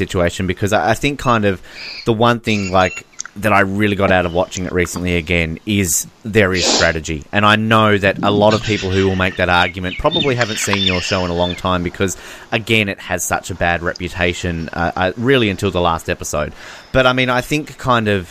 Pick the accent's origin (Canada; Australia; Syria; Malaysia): Australia; we're Australian, we're not American